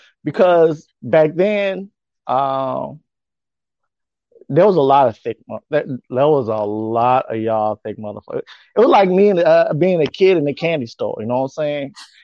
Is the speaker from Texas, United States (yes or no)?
no; Chicago, Illinois, United States; also born or lived in New Orleans / Memphis / Natchez / Yokosuka; Where I'm from, I am originally from Chicago, Illinois. I've had stints in New Orleans, Louisiana, Memphis, Tennessee, Natchez, Mississippi, and short stays in Yokosuka, Japan.